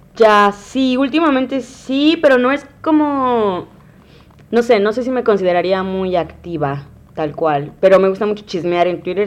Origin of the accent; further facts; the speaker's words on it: Valles Centrales, Oaxaca, Mexico; moved away as an adult; now in Huatulco, Mexico; de valles, totalmente, totalmente de valles centrales, de Oaxaca